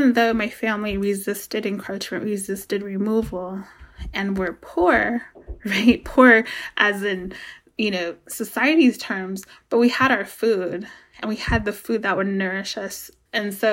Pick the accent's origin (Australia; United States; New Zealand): United States; Noyo River Indian Community, California; I am Northern Pomo from Noyo River Indian Community, Sherwood Valley Rancheria, Hopland, Chanel, and Fort McDermott Paiute Shoshone tribes